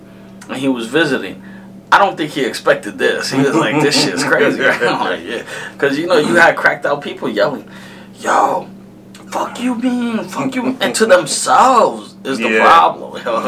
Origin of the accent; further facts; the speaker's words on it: New York, United States; I'm from New York.